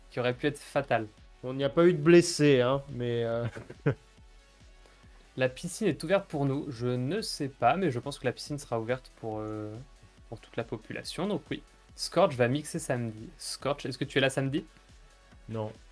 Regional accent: Bourgogne-Franche-Comté, France; Je viens de Franche-Comté.

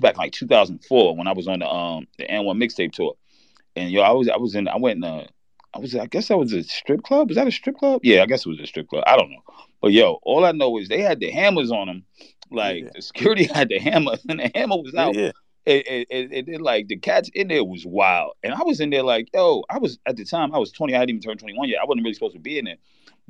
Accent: New York, United States; I'm from New York.

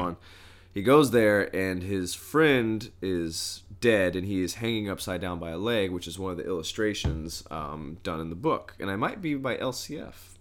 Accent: Southern Indiana, United States; I'm actually from Southern Indiana

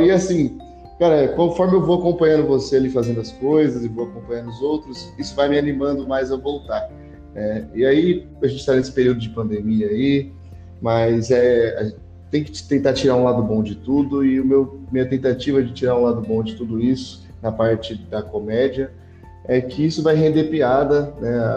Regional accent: Hortolândia, São Paulo, Brazil; now in Monte Mor, Brazil; moro em Montemor, mas eu sou de Hortolândia

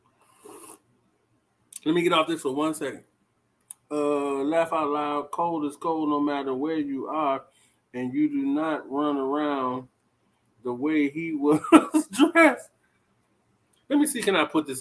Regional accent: Chicago, Illinois, United States; now in Atlanta, United States; I'm from Chicago.

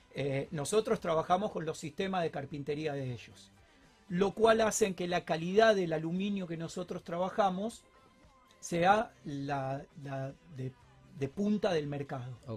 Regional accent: Argentina; en Argentina estamos acostumbrados a los momentos críticos

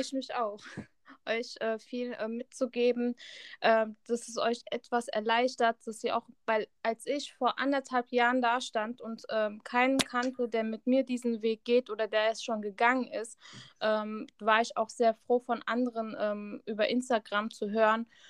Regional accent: Hesse, Germany; Ich komme aus Hessen

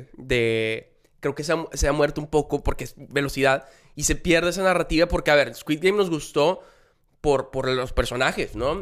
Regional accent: Monterrey, Nuevo León, Mexico; yo soy aquí de Monterrey

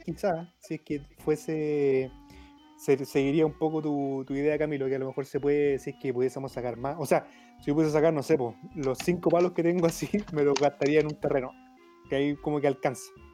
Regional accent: Chile; nosotros que somos jóvenes, que somos el futuro de Chile

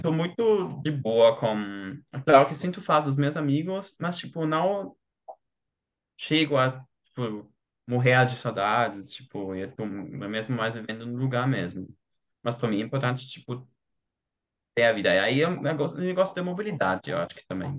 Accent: Germany; Portuguese is a second language; eu sou alemão

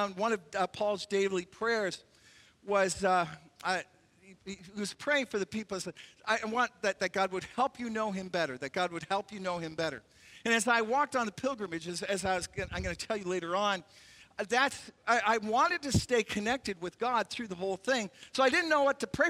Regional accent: Canada; As a Canadian

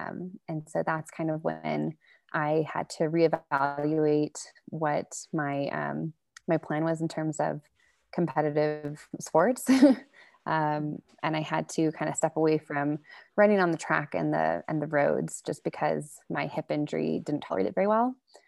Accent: Texas, United States; Rock climbing to Texas is not a big thing, especially, 8 years ago when I was there, we had one like kind of tiny gym

